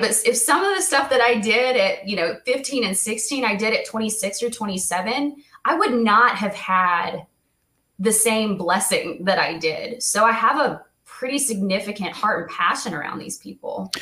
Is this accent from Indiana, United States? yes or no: yes; Indiana, United States; also born or lived in Ohio; I was born in Ohio. Um, around the age of, I think, five or six, we moved to Indiana